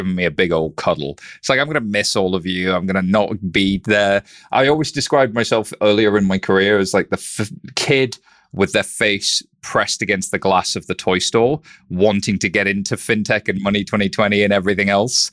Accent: Halifax, Yorkshire and the Humber, United Kingdom; accent: northern; I was born in a town called Halifax, West Yorkshire

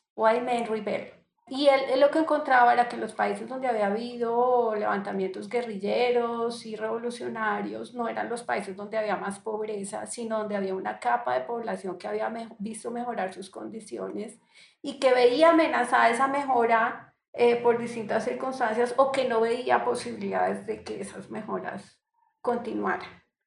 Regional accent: Colombia; also born or lived in Barranquilla; soy colombiana

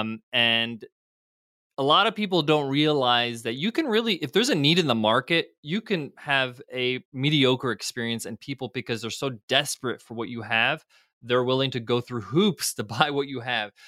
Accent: United States; I was fortunate enough to grow up in them, in America where both my parents were immigrants, they're both came from Egypt, I was born in the States

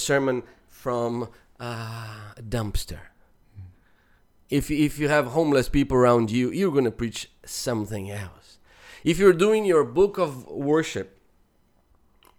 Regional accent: Brazil; moved away; growing up in Brazil

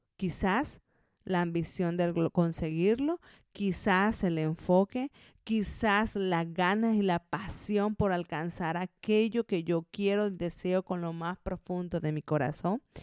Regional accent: Colombia; moved away as an adult; now in Zaragoza, Spain; llevo ya 10 años viviendo aquí en España, yo soy colombiana

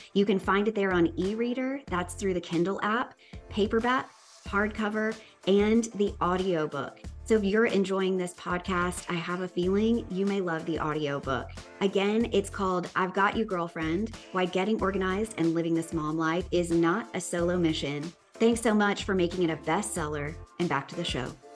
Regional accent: Tennessee, United States; I'm from Tennessee.

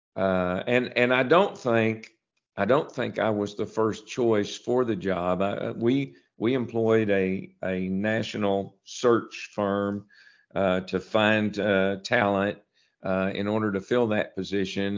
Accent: Piggott, Arkansas, United States; I had been working at a, a grocery store in my hometown of Piggott

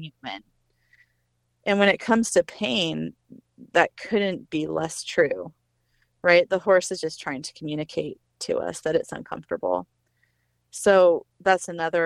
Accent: Northwest Arkansas, United States; I'm some nobody from Northwest Arkansas

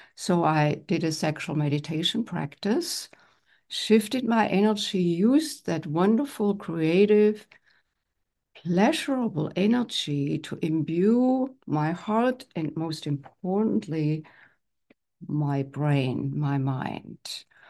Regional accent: Germany; moved away as an adult; now in United States; grew up in Germany and I'm one of ten children. I'm the only one who is in the United States

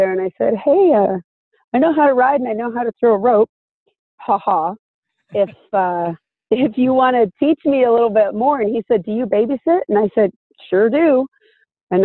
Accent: Anaheim, California, United States; I grew up in Anaheim, actually, right next to Disneyland

